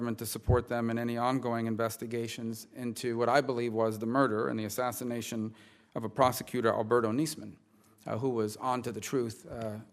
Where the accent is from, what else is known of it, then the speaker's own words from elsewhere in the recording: Florida, United States; Florida, my home state, has benefited from educational and cultural exchanges in numerous ways